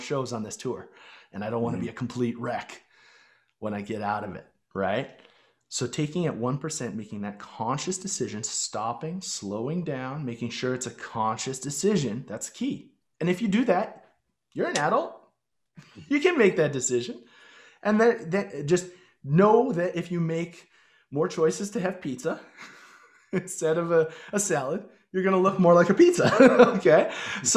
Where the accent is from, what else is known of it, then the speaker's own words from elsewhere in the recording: Chestermere, Alberta, Canada; growing up in Chestermere, Alberta